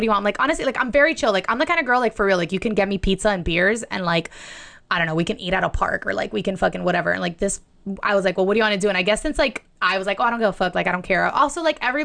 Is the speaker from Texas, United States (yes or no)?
no; Miami, Florida, United States; now in Los Angeles, United States; I'm from Miami.